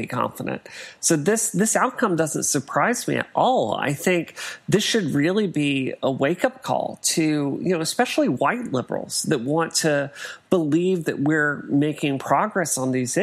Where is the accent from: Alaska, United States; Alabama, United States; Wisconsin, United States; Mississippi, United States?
Mississippi, United States; now in Massachusetts, United States; growing up in Mississippi